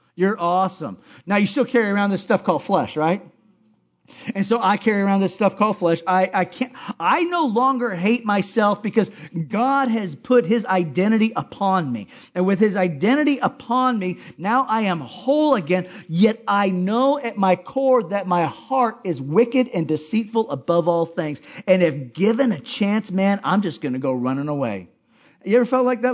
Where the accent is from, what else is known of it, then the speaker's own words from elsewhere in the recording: Hawaii, United States; I'm from Hawaii